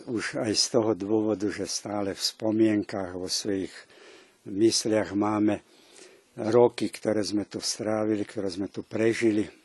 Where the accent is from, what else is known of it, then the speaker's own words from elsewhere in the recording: Kisač, Vojvodina, Serbia; moved away as an adult; also born or lived in Aradáč, Serbia / Bratislava, Slovakia; now in Slovakia; ja som pochádzam z Kisáča, z dolnozemských Slovákov.